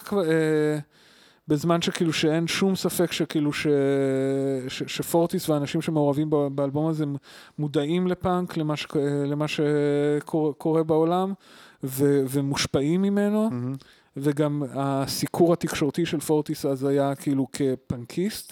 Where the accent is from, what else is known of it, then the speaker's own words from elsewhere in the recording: Tel Aviv, Tel Aviv District, Israel; also born or lived in Ramat HaSharon, Israel / Wageningen, Netherlands; אני אני בא מתל אה, אביב ורמת שרון